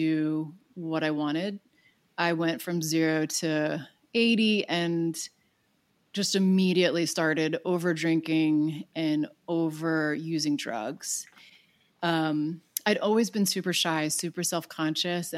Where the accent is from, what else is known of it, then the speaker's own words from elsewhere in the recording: Long Island, New York, United States; now in Los Angeles, United States; I grew up on Long Island